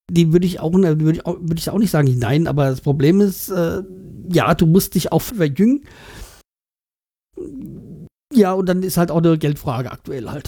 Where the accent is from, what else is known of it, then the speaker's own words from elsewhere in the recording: Kiel, Schleswig-Holstein, Germany; Als gebürtiger Kieler verstehe ich das, dass man Bartels holen will.